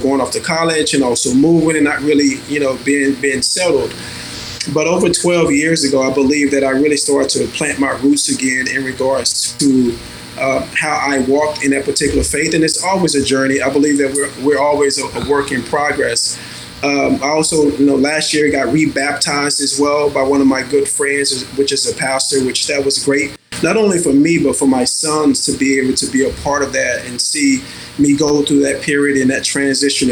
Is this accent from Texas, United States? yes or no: yes; Dallas, Texas, United States; now in California, United States; I grew up in the South. I grew up in Dallas, Texas.